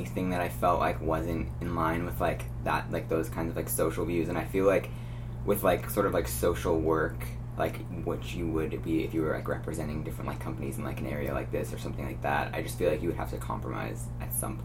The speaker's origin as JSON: {"language": "English", "area": "Bay Area", "region": "California", "country": "United States", "tie": "born or raised there", "also_born_or_lived": "Westchester, New York", "said": "I grew up in New York till I was 9. And then my mom and dad got a new job and moved to the Bay Area. So, like, I'm from the Bay Area"}